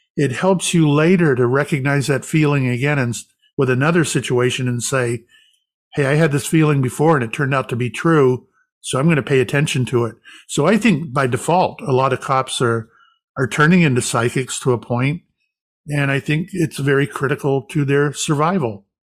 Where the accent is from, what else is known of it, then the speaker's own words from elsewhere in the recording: Florida, United States; moved away; also born or lived in Salem, Massachusetts; I grew up in Florida